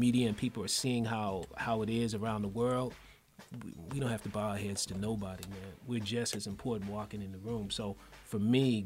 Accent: Chicago, Illinois, United States; also born or lived in Nigeria; I'm originally from Nigeria. Grew up in Chicago

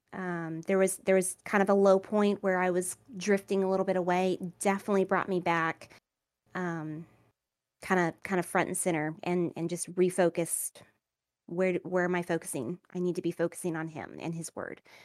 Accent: Savannah, Georgia, United States; moved away; I am from Savannah, Georgia. I actually just moved back, um, here

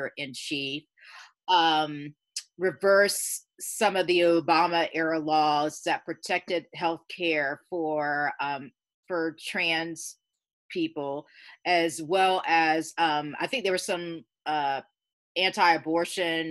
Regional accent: Georgia, United States; moved away; I was raised in the South, and I'm going to be 50 next year

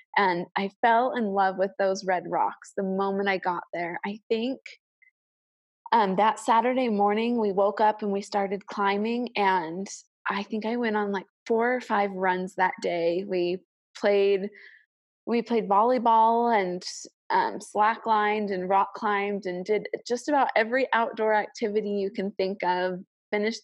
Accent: Chicago suburbs, Illinois, United States; moved away as an adult; also born or lived in Cache Valley, Utah; I am from the Chicago suburbs

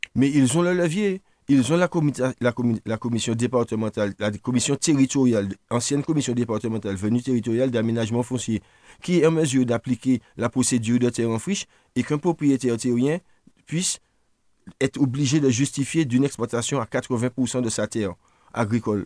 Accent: Martinique; si on est martiniquais

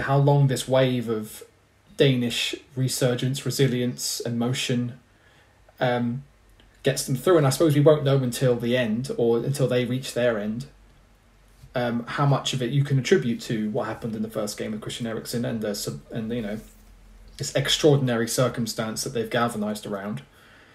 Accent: England, United Kingdom; I'm English

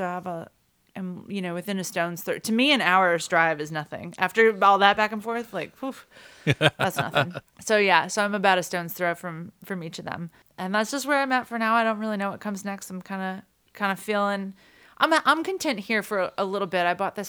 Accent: Sycamore, Illinois, United States; I was driving back into my hometown of Sycamore

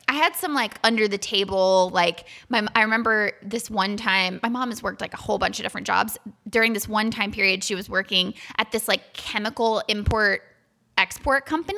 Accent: Florida, United States; I grew up in Florida.

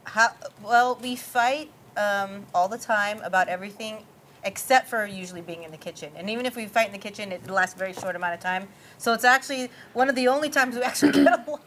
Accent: Honolulu, Hawaii, United States; also born or lived in California; now in Texas, United States; I'm from Honolulu, Hawaii, and I was born and raised there

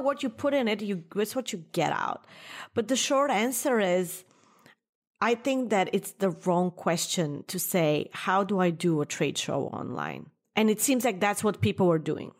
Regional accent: New York, United States; as a New Yorker

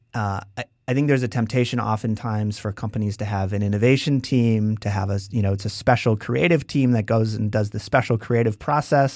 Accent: Wisconsin, United States; moved away as an adult; also born or lived in San Francisco; we're both from Wisconsin

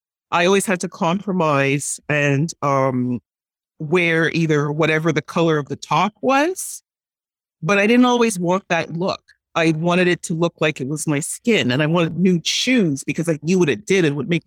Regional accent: Montreal, Quebec, Canada; I was born and raised in Montreal. My mom worked in the garment industry

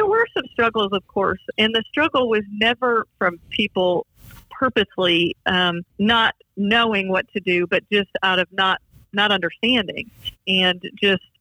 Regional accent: Kentwood, Michigan, United States; I'm from Grand Rapids, Michigan. Kentwood, actually

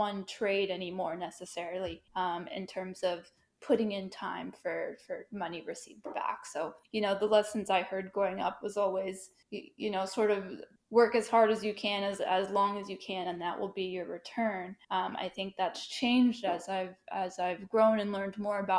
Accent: New York, United States; moved away as an adult; now in Washington, D.C. area, United States; I'm from New York. All my family's there. I'm sort of the first to branch out to the DC area

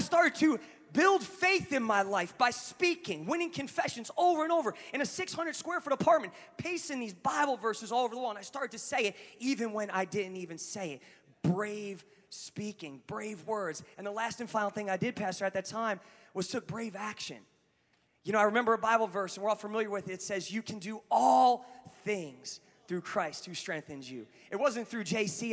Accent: New Jersey, United States; moved away; I'm a guy from Jersey

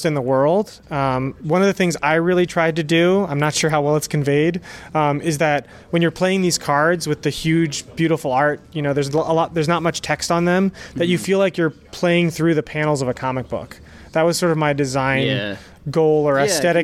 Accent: Wilmington, Delaware, United States; From Wilmington, Delaware, which is 20 minutes like south of Philly.

